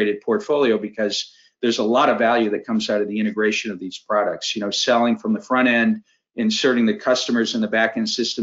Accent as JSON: {"language": "English", "region": "Maine", "country": "United States", "tie": "born or raised there", "moved": "as an adult", "said": "So my background, I grew up in Maine. In fact, I'm in Maine right now for a quick visit back home to spend some time with my mother"}